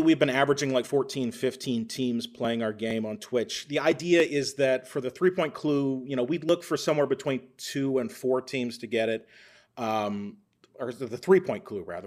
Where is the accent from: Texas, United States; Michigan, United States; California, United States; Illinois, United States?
Texas, United States; moved away as an adult; now in Minnesota, United States; I'm actually from Texas originally